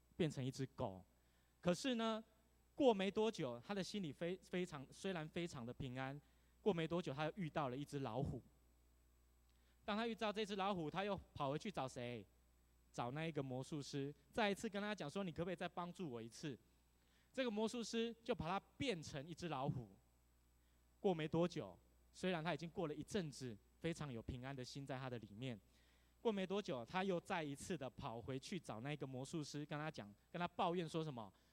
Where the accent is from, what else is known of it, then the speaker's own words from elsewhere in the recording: Tainan, Taiwan; now in Taipei, Taiwan; 台南。 台南是一个非常悠闲悠活的地方。 哦，我真的很想回到我的故乡